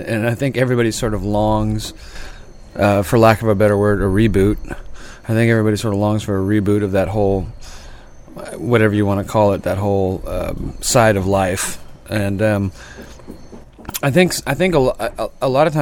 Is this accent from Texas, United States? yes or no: no; Sacramento, California, United States; also born or lived in Salinas, California / San Francisco, California; now in San Joaquin Valley, United States; I grew up towards Placerville, but I'm pretty much from Sacramento, and then I moved to San Francisco for many years